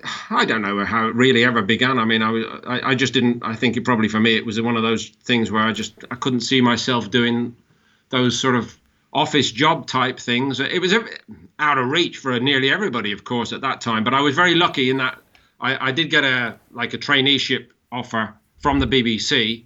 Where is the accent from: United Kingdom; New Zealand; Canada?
United Kingdom; London; now in Ireland; came back to Ireland, me, my wife, my kids. So since then, really, the thing with me and Andy Lee is we're London Irish through and through.